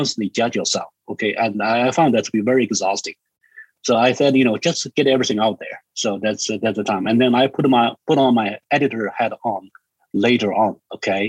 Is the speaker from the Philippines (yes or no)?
no; China; English is a second language; moved away; I'm from China